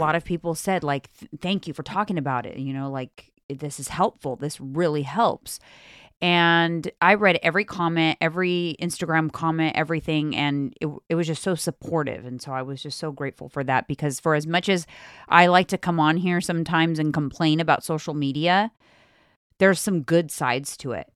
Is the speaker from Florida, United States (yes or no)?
no; California, United States; I'm from California.